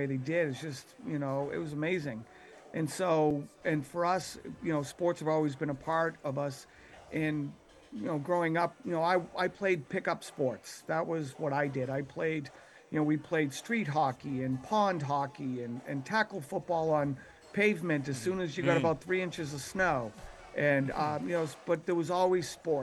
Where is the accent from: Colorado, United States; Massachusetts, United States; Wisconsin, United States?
Massachusetts, United States; Boston; growing up in Dorchester